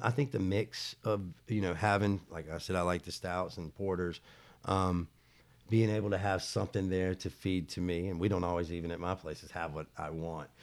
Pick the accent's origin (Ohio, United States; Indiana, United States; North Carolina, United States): North Carolina, United States; Charlotte; I'm from Charlotte